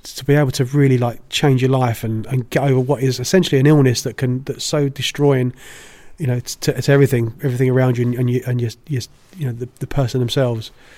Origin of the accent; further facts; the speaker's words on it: United Kingdom; I'm British